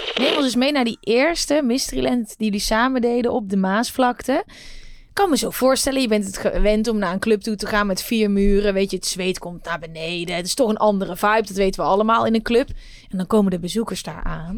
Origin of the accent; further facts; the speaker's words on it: Uden, North Brabant, Netherlands; ik kom uit Uden